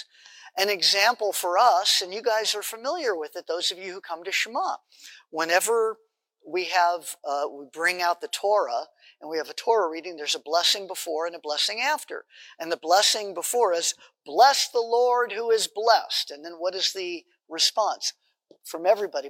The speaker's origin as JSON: {"language": "English", "town": "Los Angeles", "region": "California", "country": "United States", "tie": "born or raised there", "said": "the synagogue where I grew up in Los Angeles"}